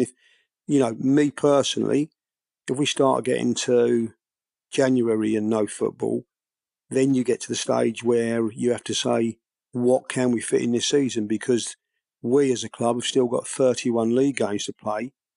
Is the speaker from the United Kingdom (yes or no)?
yes; Biggleswade, East of England, United Kingdom; I'm born and bred in Biggleswade